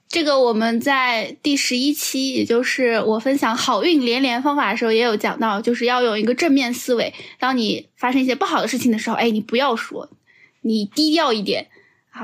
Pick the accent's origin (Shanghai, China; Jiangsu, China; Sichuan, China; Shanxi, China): Shanghai, China; 这个冰箱在二零二二年可是救了我们上海人老命啊